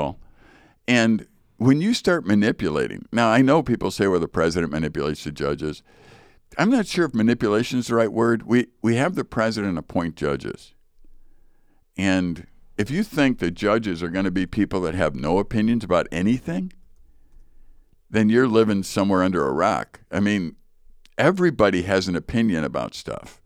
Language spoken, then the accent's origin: English; Chicago, Illinois, United States; I grew up in Chicago.